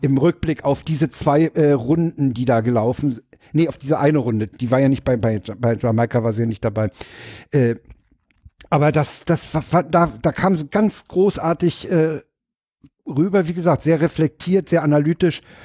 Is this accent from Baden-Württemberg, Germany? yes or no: no; Berlin, Germany; als Berliner